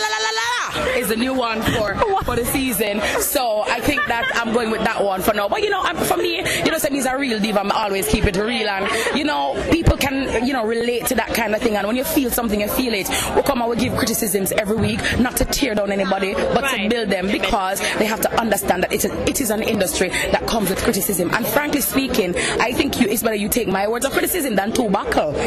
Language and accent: English; August Town, Saint Andrew, Jamaica; I'm from Augustown